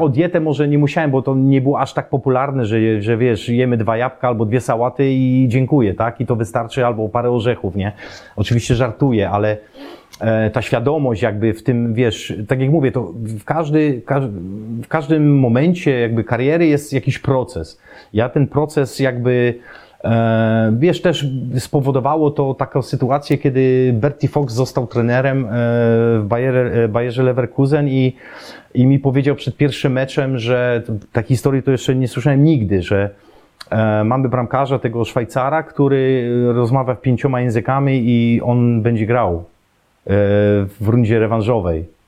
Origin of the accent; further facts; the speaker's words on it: Poland; moved away as an adult; also born or lived in Germany; wychowałem się na siatkówce w szkole podstawowej, bo akurat był profil tej, tej mojej szkoły, trzynastki w Obrzychu